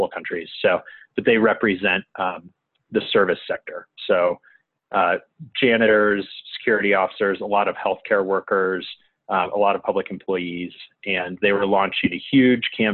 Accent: Indianapolis, Indiana, United States; I grew up in Indianapolis and went to North Central

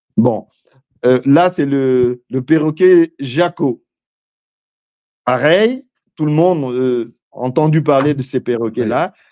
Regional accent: Pointe-Noire, Republic of the Congo; je suis de Pointe-Noire, je suis Vili

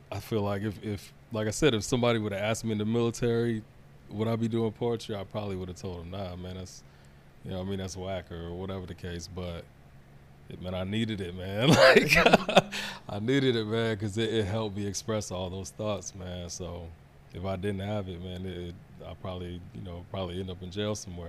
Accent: Chesapeake, Virginia, United States; also born or lived in Congo; I went to Deep Creek High School, so it's not too far from Portsmouth area

